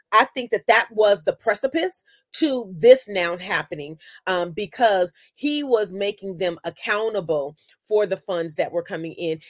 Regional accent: Oakland, California, United States; also born or lived in Sacramento, California; I grew up in Oakland, and k, transplanted to Sacramento into the Meadowview neighborhood

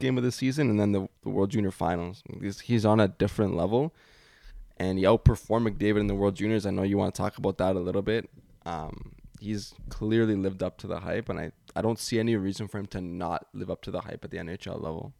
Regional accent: Canada; being Canadian

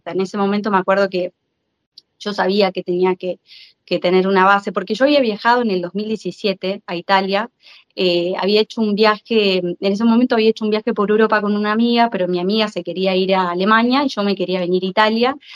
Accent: Argentina; moved away as an adult; now in Modena, Italy; soy periodista argentina. Eh, trabajé en la Argentina varios, bueno, 10 años en, medios eh, y actualmente estoy viviendo en Italia

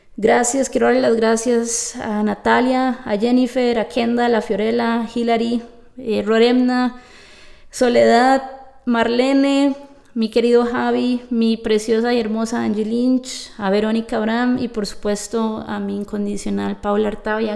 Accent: Costa Rica; yo vengo de Costa Rica, que yo soy tica

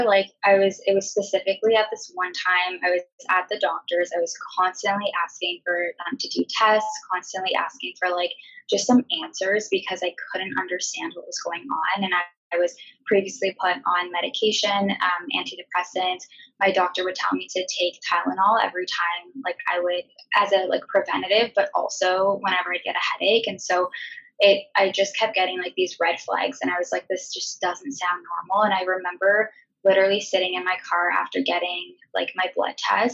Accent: Ontario, Canada; now in Vancouver, Canada; I am currently living in Vancouver, BC with my boyfriend. We're from Ontario

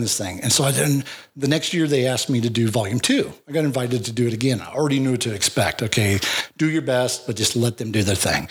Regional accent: Wyoming, United States; also born or lived in Laramie, Wyoming / Sheridan, Wyoming / Big Horn, Wyoming; I was born in Laramie, Wyoming

